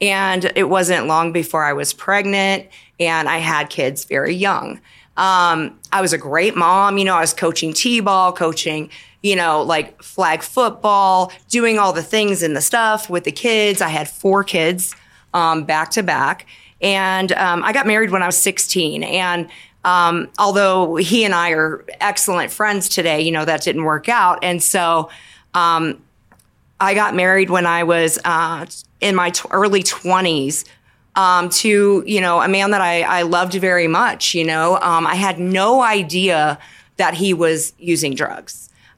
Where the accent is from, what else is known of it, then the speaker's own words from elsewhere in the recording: California, United States; also born or lived in the South / Washington State; now in Denver, United States; I come from a military family. So I grew up in California.